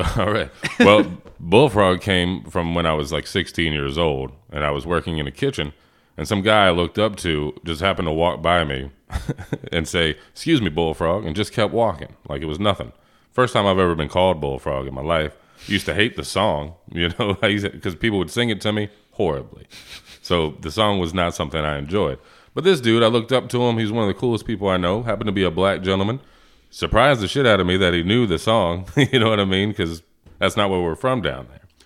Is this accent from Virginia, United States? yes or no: yes; Portsmouth, Virginia, United States; moved away as an adult; also born or lived in Plattsburgh, New York; I was raised in Virginia